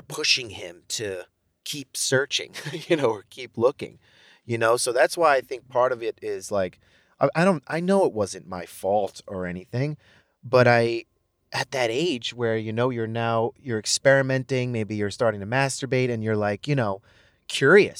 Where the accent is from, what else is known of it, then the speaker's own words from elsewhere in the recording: Brentwood, New York, United States; also born or lived in Manhattan, New York / Ronkonkoma, New York; I grew up in Brentwood.